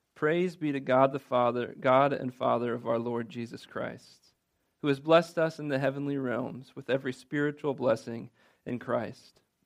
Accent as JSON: {"language": "English", "region": "Midwest", "country": "United States", "said": "I'm guilty of being a Midwesterner"}